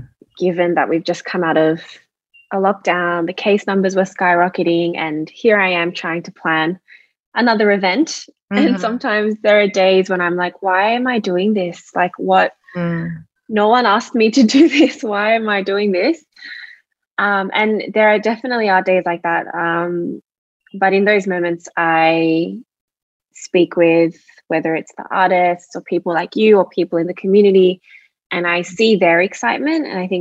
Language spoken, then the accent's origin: English; Australia; born there; I was born in Australia and my background is Korean.